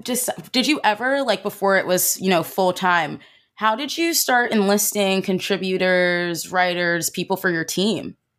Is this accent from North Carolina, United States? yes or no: no; New Jersey, United States; I'm from South Jersey